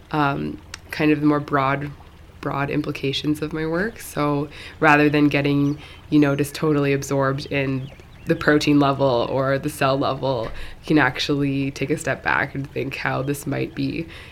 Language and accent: English; Mill Bay, British Columbia, Canada; also born or lived in Cowichan Bay, Canada; now in Shawnigan Lake, Canada; I'm actually from Up Island a little bit